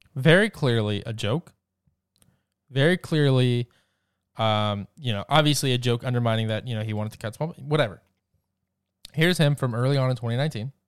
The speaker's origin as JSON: {"language": "English", "region": "Georgia", "country": "United States", "said": "my home state, the great state of Georgia"}